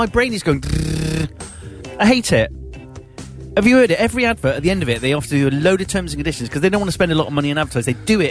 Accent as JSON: {"language": "English", "region": "England", "country": "United Kingdom", "said": "as an English person"}